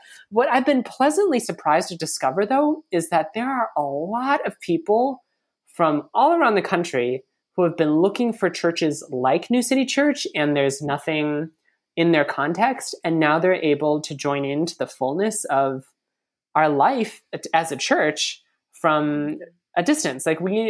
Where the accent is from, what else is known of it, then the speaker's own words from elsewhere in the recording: United States; So I'm Asian American, and I think that over the past several years, there's been kind of this like awkward acknowledgement of like, yeah, Asians are like people of color